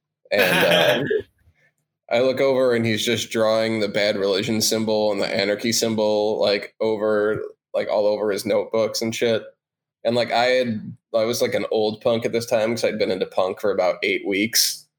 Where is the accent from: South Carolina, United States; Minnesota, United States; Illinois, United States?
Illinois, United States; Chicago; growing up in Chicago.